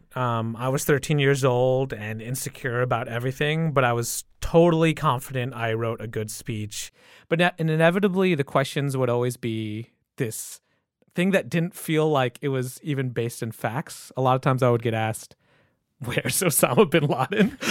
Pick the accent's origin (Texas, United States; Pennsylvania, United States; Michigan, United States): Michigan, United States; I grew up in Michigan